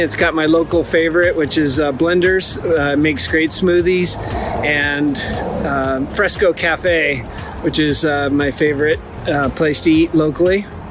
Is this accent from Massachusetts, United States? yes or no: no; Santa Barbara, California, United States; this is my hometown of Santa Barbara, California